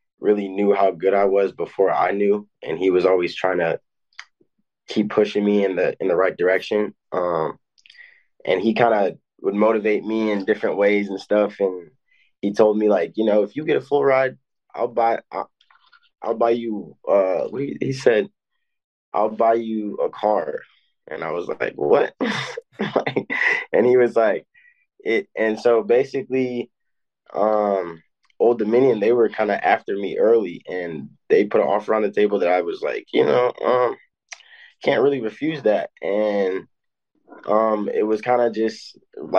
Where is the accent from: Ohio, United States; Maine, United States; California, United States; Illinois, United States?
Illinois, United States; I'm from Illinois, which is a really tough state.